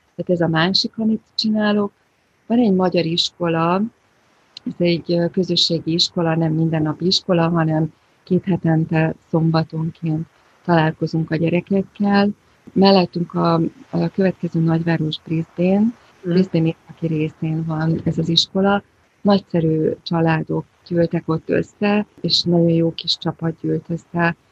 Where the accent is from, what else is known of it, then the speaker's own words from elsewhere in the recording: Budapest, Hungary; moved away as an adult; now in Australia; én egy ilyen borzasztó városlakó voltam. Budapesti dzsungel kellős közepén